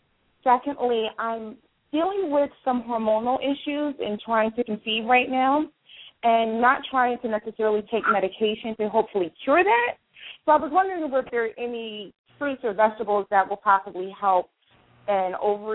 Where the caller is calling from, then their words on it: Baltimore, Maryland, United States; I'm calling from the Baltimore, Maryland area.